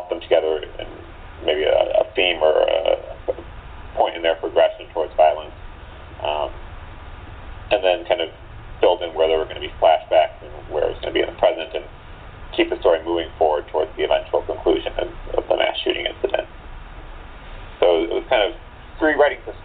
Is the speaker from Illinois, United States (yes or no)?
yes; Chicago, Illinois, United States; also born or lived in Evanston, Illinois; my hometown of Chicago